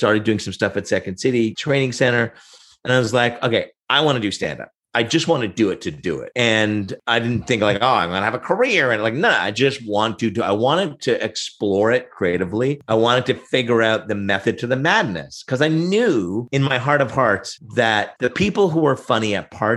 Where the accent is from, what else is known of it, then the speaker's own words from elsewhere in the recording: Oshawa, Ontario, Canada; also born or lived in Montreal, Quebec (Verdun); I'm originally from Montreal, but grew up in the south end of Oshawa in the rough and tumble